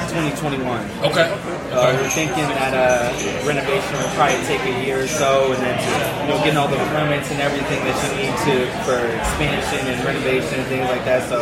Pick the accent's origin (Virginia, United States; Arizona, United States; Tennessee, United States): Arizona, United States; Phoenix; also born or lived in Lansing, Michigan; moved out to Phoenix, Arizona when I was around six or seven.